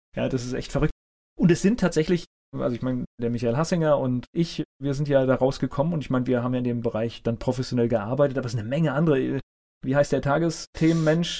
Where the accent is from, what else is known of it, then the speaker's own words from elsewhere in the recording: North Rhine-Westphalia, Germany; moved away; ich komme auch aus Nordrhein-Westfalen gebürtig